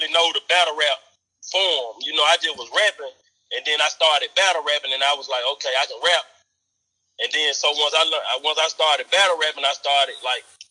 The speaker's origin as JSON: {"language": "English", "town": "Memphis", "region": "Tennessee", "country": "United States", "said": "I'm from Memphis"}